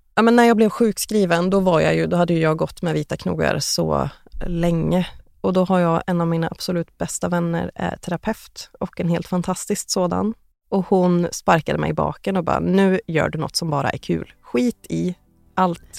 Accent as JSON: {"language": "Swedish", "town": "Västerås", "region": "Västmanland", "country": "Sweden", "tie": "born or raised there", "moved": "as an adult", "lives_now": "Trollhättan, Sweden", "said": "2016 flyttade jag till Trollhättan från min hemstad Västerås"}